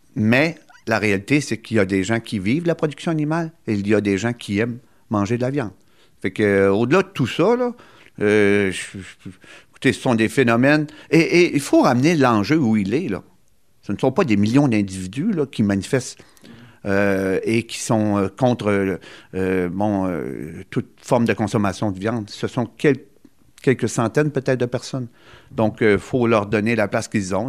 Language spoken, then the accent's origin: French; Gaspésie, Quebec, Canada; chez nous, en Gaspésie